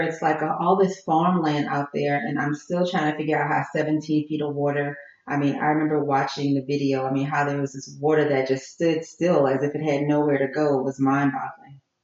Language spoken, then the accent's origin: English; Jefferson, Louisiana, United States; moved away as an adult; also born or lived in New Orleans; now in Houston, United States; I'm from Jefferson, which is like about a mile from New Orleans